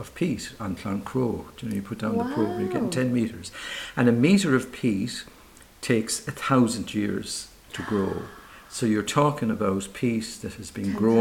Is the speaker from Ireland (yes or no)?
yes; Limerick, Munster, Ireland; now in Midlands, Ireland; I'm from Limerick.